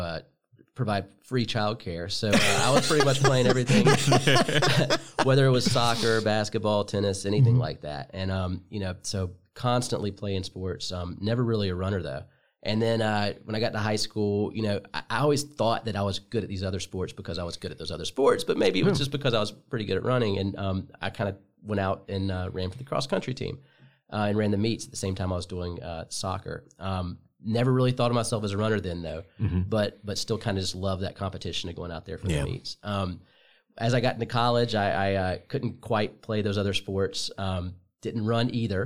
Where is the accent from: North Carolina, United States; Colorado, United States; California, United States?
North Carolina, United States; Asheville; also born or lived in Gastonia, North Carolina; I grew up in Asheville, but I was born in Gastonia, North Carolina, not too far